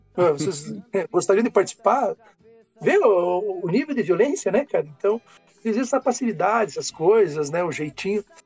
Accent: Brazil; nós vamos nos reconhecendo enquanto brasileiros

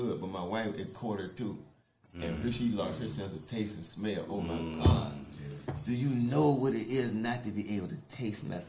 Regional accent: Virginia, United States; also born or lived in New Jersey; I'm from Virginia

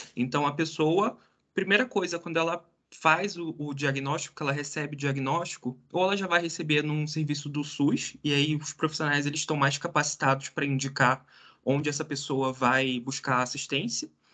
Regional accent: Rio de Janeiro, Brazil; moved away as an adult; now in Curitiba, Brazil; lá do Rio de Janeiro, que era de onde eu nasci, tive minha vida inteira, daí eu vim aqui para Curitiba

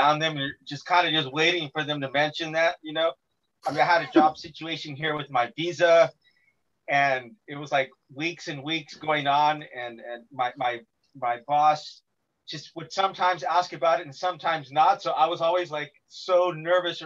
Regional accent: Bakersfield, California, United States; I'm from Bakersfield

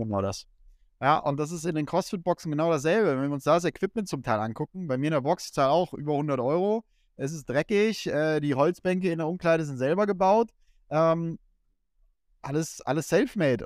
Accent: Kassel, Hesse, Germany; moved away; ich komme aus Kassel, äh, nebendran ist ein Volkswagenwerk, äh, wo die Hälfte meiner alten Freunde arbeitet.

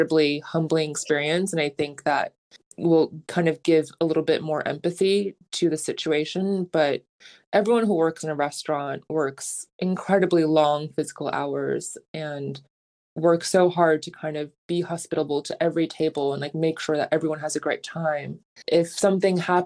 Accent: New York City, New York, United States; I'm a New Yorker

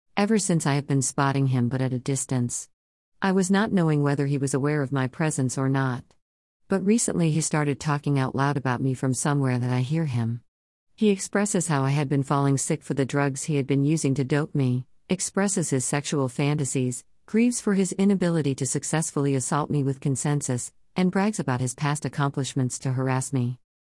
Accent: Chennai, Tamil Nadu, India; also born or lived in Madurai; I grew up in Chennai

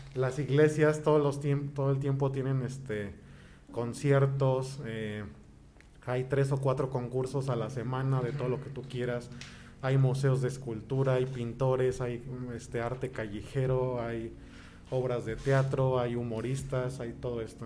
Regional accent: Toluca, State of Mexico, Mexico; moved away; also born or lived in Colima; yo soy originario de la ciudad de Toluca. Allá nací, allá crecí.

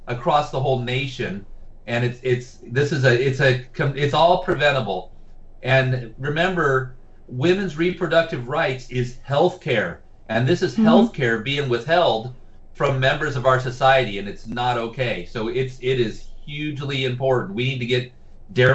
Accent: Santee, California, United States; I'm a former Santee City Council member and former vice mayor of my hometown, Santee.

